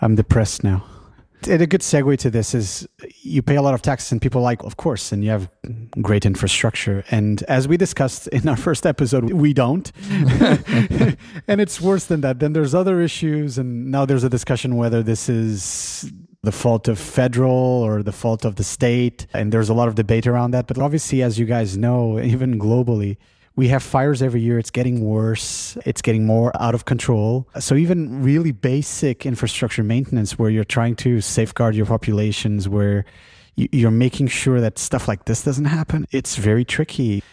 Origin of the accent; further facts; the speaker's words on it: Lisbon, Portugal; now in San Francisco Bay Area, United States; I come from Lisbon originally